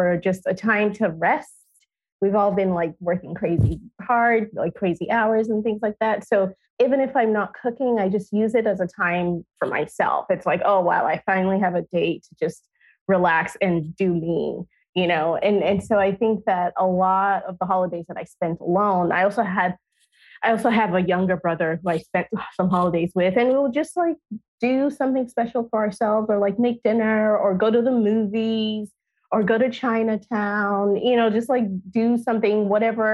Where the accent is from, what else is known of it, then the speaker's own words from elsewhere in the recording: Nigeria; now in United States; growing up in Nigeria